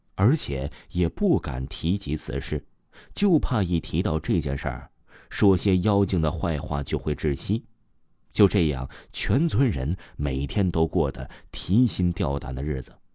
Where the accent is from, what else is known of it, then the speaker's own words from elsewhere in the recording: Guizhou, China; 在我们贵州那里